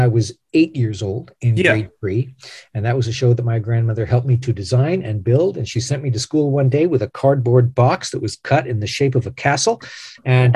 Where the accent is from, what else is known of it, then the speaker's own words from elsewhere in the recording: Canada; I am a Canadian actor